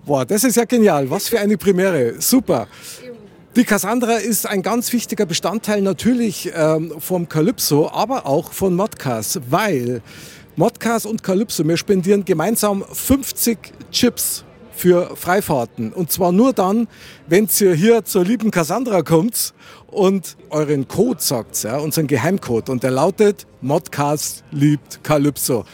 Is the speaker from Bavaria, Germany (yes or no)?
yes; Munich, Bavaria, Germany; ich bin echter Münchner Kindl